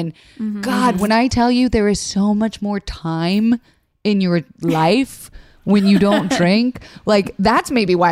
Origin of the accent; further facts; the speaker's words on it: Florida, United States; growing up in Florida